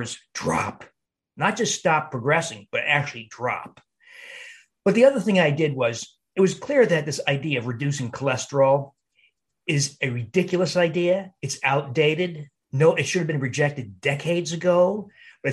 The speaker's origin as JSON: {"language": "English", "region": "New Jersey", "country": "United States", "tie": "born or raised there", "also_born_or_lived": "Cleveland / Milwaukee", "moved": "as an adult", "said": "in New Jersey where I grew up"}